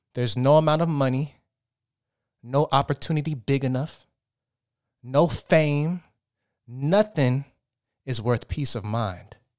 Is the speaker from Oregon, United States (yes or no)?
yes; Portland, Oregon, United States; moved away as an adult; now in Los Angeles, United States; I'm from Portland, Oregon. I moved out to Los Angeles, California seven years ago to pursue acting.